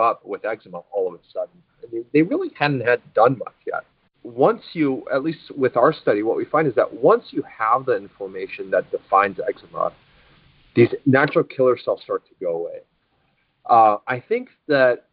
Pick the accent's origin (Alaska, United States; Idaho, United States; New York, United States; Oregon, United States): Alaska, United States; I grew up in Alaska, and we watch the Iditarod every year